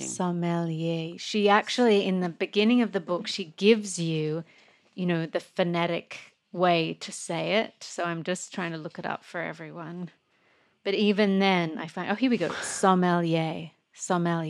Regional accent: Australia; moved away; when I grew up in Australia

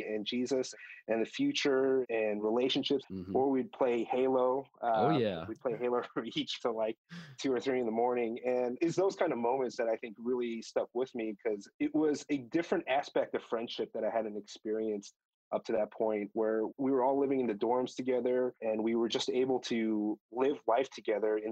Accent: Chicago, Illinois, United States; I grew up in the Chicago area, but went to a first generation Korean church growing up

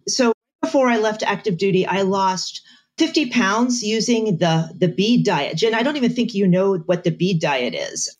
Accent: Bethlehem, Pennsylvania, United States; moved away as an adult; also born or lived in Augusta, Georgia; we retired from the army and we moved back to Pennsylvania. I am from Bethlehem

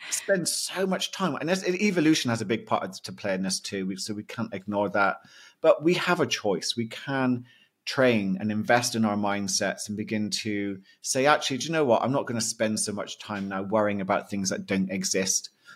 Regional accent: United Kingdom; being a Brit

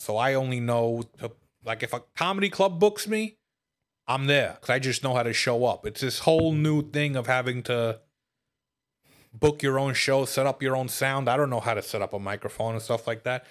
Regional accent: New York City, New York, United States; now in Upstate New York, United States; I grew up in Brooklyn and I moved upstate

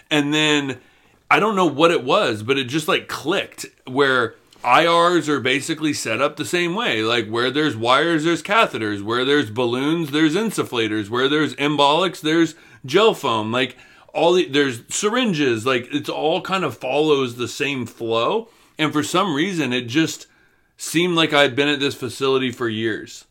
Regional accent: Florida, United States; moved away; we come from Florida

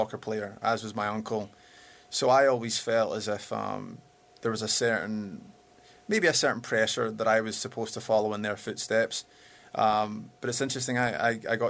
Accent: Glasgow, Scotland, United Kingdom; now in Los Angeles, United States; I'm from Glasgow. I'm a ex-football player

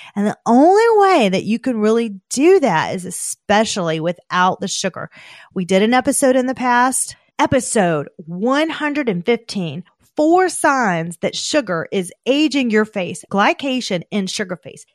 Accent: the South, United States; I'm from the South

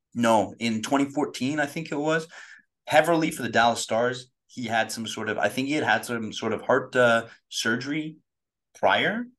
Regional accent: Canada; growing up in Canada

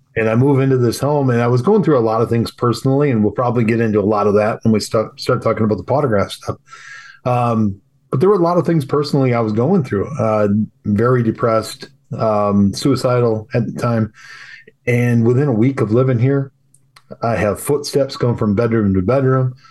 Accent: Wisconsin, United States; I'm from Wisconsin

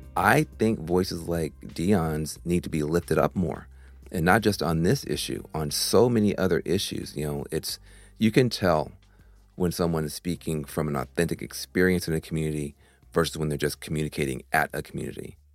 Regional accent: Tennessee, United States; I'm from Tennessee

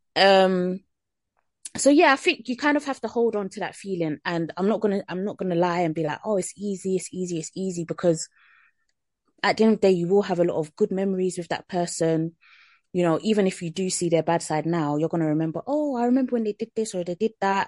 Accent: Jamaica; as a Jamaican

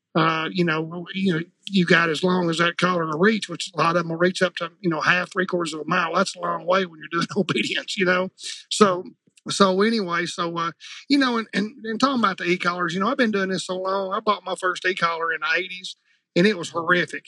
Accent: Jonesboro, Arkansas, United States; I'm from Jonesboro, Arkansas, which is in the northeast corner uh, of Arkansas

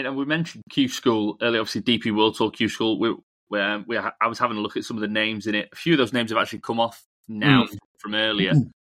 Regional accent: Portugal; Yeah, I'm from Portugal, you're from Spain.

